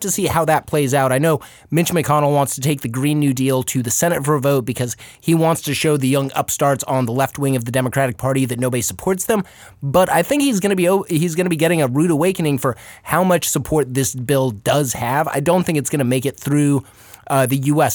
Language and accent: English; Arizona, United States; now in Los Angeles, United States; when I was growing up in Arizona